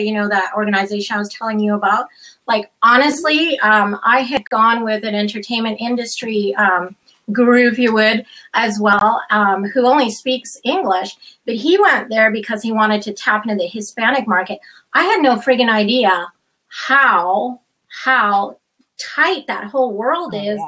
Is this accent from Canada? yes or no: yes; Canada; also born or lived in Chile / United States; i grew up in canada